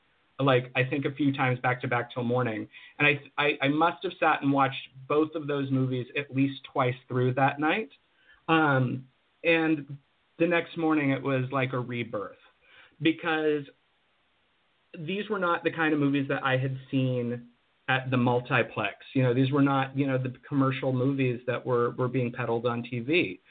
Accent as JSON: {"language": "English", "region": "Pennsylvania", "country": "United States", "tie": "born or raised there", "also_born_or_lived": "New Mexico / Colorado / Arizona", "said": "And then we moved to Western Pennsylvania, where I went to high school."}